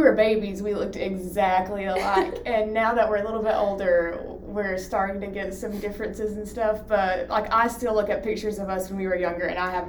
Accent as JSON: {"language": "English", "town": "Whitesburg", "region": "Kentucky", "country": "United States", "said": "I'm a second year medical student, and I'm from Whitesburg, Kentucky."}